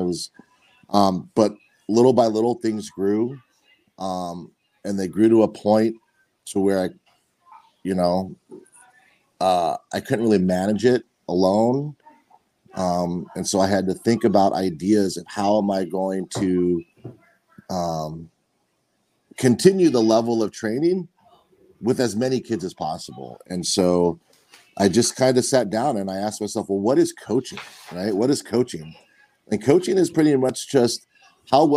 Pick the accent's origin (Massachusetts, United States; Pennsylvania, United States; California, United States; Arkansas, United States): California, United States; San Diego; also born or lived in Midwest / Utah; I was born and raised in San Diego